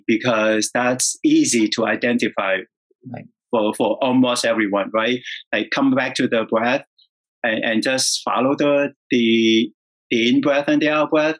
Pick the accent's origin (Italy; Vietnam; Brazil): Vietnam; moved away; I was born and raised in Vietnam